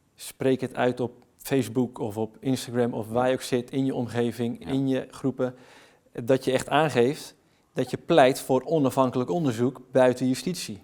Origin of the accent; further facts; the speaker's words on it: Netherlands; blij om weer thuis te komen want dit voelt als thuis